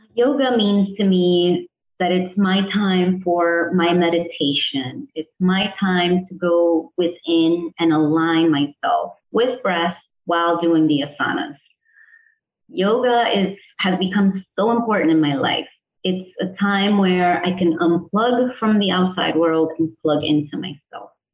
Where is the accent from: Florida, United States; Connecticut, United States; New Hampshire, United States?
Connecticut, United States; also born or lived in El Salvador; I was born in El Salvador, raised in Connecticut in the United States